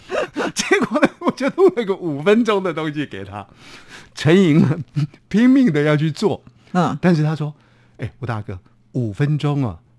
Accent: Taiwan; accent: Taiwanese Hokkien; 这个我们家乡话啊，其实有时候在运用语言的时候，我会跟家乡话连接在一块儿。我们的家乡话呢，讲茶茶叶呢叫做茶米

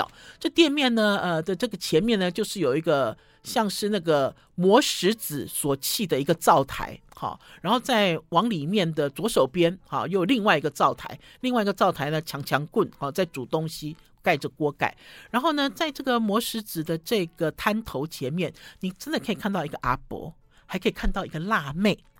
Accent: Shandong, China; 听众朋友发现我有一点犹豫哦，因为我是山东人，我对于水饺的标准很高

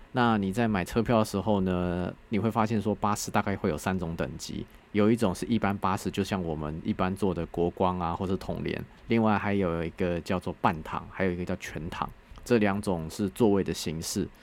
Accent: Taiwan; 我是台湾来的

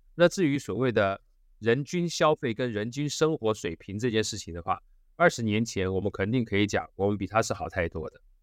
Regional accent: Taiwan

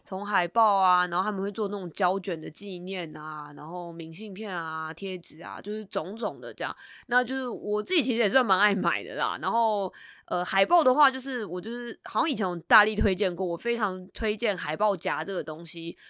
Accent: Taipei, Taiwan; 因为我本身是台北人嘛，然后我的家族大部分的人都住在台北

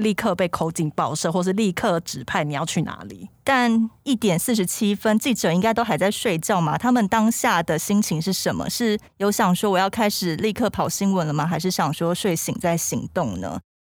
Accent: Hualien County, Taiwan; 因为我是花莲人

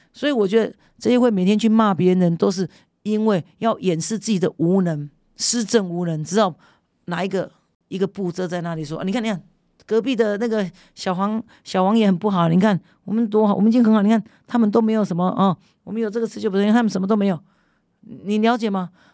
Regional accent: Kinmen, Fujian Province, Taiwan; first language Hokkien; Chinese is a second language; 我们认同我们是金门人啊

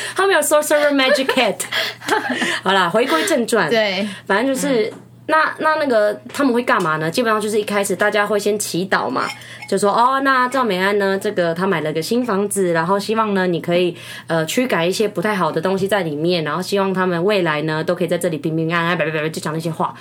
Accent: Taiwan; moved away; also born or lived in Cebu, Philippines; 我在这边长大嘛，就国中的时候

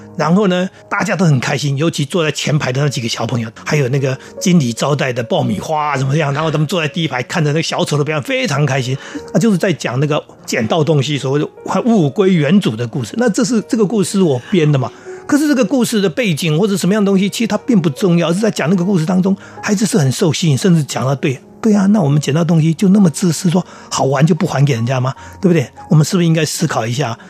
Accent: seaside by the Yin Yang Sea, New Taipei, Taiwan; 我从小在海边长大，嗯。我们家旁边就是海嘛。 那我们那片海其实就是很早就受到污染，因为钛金公司采矿的关系，嗯。所以我们那边就产生了一个海湾叫阴阳海

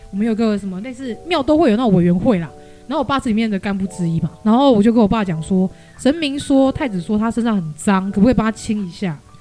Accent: Tainan, Taiwan; moved away; also born or lived in Taipei; 我是爸爸妈妈都是台南人，我土生土长台南人

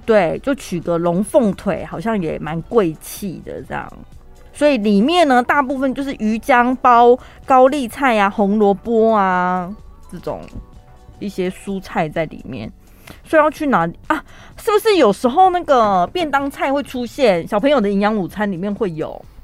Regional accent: Taiwan; 我们台湾人也是讲华语的嘛

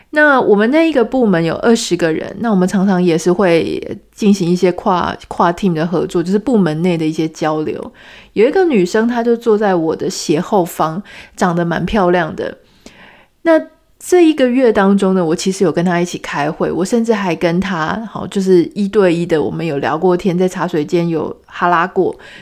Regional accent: Taiwan; 我们都是台湾人

